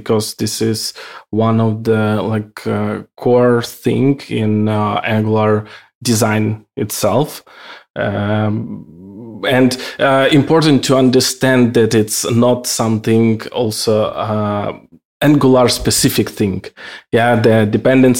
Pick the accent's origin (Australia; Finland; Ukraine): Ukraine; now in Austria; I'm originally from Ukraine. Now I'm living in Austria